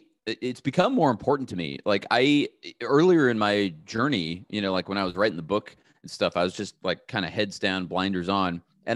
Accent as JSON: {"language": "English", "town": "Pasadena", "region": "California", "country": "United States", "tie": "born or raised there", "said": "I grew up in the Los Angeles area, Pasadena area, which is, you know, not that far from where I am right now."}